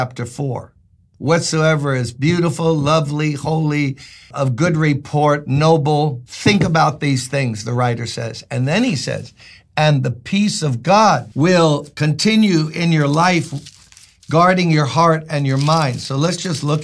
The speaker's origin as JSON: {"language": "English", "town": "New York City", "region": "New York", "country": "United States", "tie": "born or raised there", "said": "I'm born and raised in Brooklyn"}